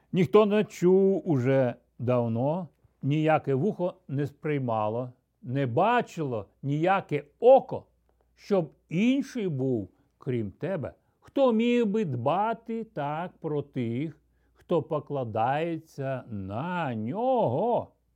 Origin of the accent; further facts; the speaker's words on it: Ukraine; Я ріс, зростав на Україні